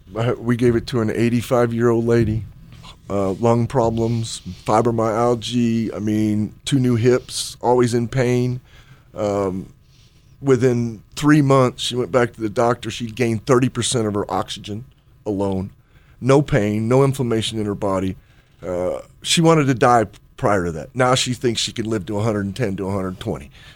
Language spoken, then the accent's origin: English; Chicago, Illinois, United States; moved away; back in Chicago back when I was growing up